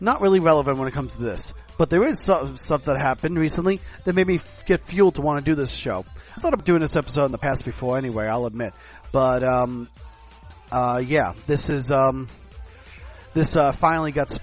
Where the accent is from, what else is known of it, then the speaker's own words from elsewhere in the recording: New York, United States; also born or lived in Germany; now in Florida, United States; I grew up in New York.